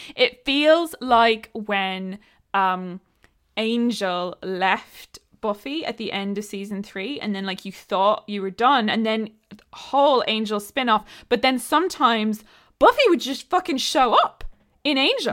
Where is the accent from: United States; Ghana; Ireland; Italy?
Ireland